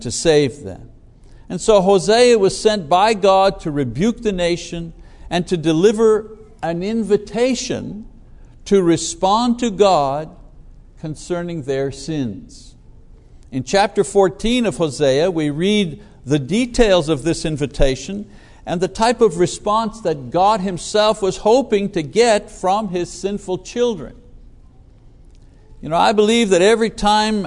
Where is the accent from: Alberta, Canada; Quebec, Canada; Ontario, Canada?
Quebec, Canada; Montreal; moved away; I remember as a kid growing up in Montreal